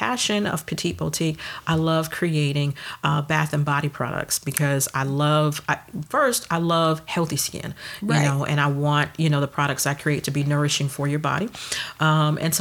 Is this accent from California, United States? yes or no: no; Detroit, Michigan, United States; I was born and raised in Detroit. Mm-hmm. Shout out to the D. Born and raised in Detroit, and I lived in Detroit for 25 years